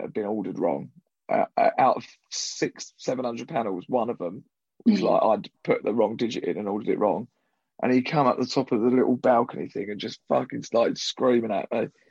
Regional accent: Southend-on-Sea, East of England, United Kingdom; the Cliffs Pavilion in Southend with Russell Cain, which is like my hometown theatre

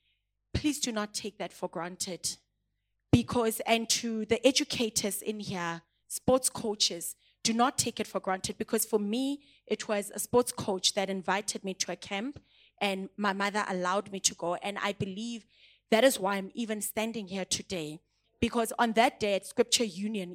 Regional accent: Pretoria, Gauteng, South Africa; English is a second language; moved away; also born or lived in Klerksdorp, North West, South Africa; when I moved from Hammanskraal to Klerksdorp, it's two different areas. I'm from Pitori and I'm going to Botswaneng. I could not even speak the language.

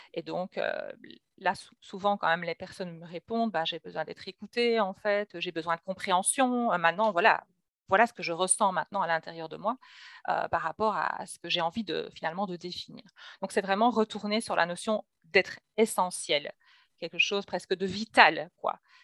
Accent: Belgium; je reçois donc en Belgique, hein, puisque je suis belge

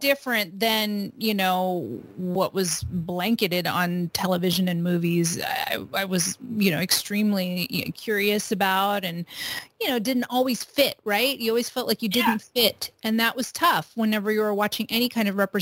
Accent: Los Angeles, California, United States; also born or lived in Bay Area, California; I was born and raised in California. I was born in Los Angeles, lived half my life in Southern California and half my life in Northern California

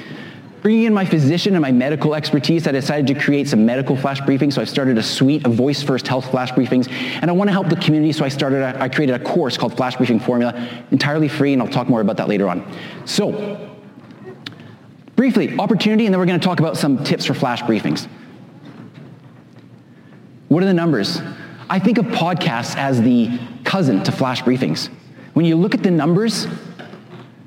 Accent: Vancouver, British Columbia, Canada; this is my hometown. Anybody know where this is? Vancouver

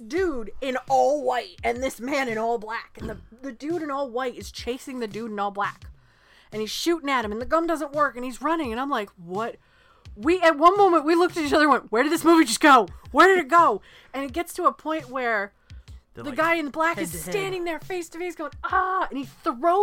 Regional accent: New England, United States; We're from New England

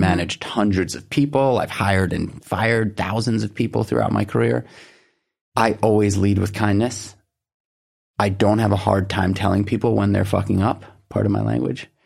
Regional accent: New York City, New York, United States; I grew up in Manhattan

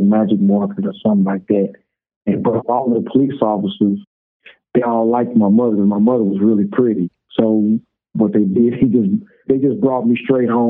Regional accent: St. Louis, Missouri, United States; From St. Louis, Missouri

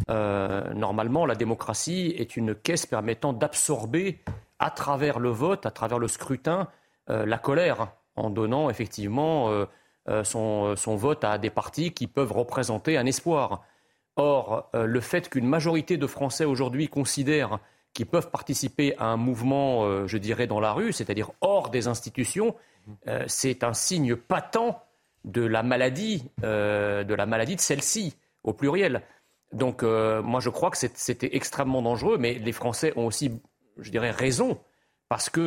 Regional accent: France; Quand, quand j'étais enfant en France, on ne parlait pas d'insécurité tous les quatre matins.

